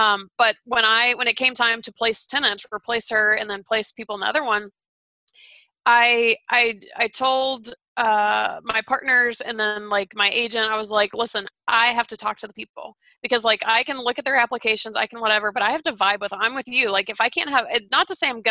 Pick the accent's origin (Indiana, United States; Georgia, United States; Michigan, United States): Georgia, United States; Atlanta; moved away; I'm from Atlanta.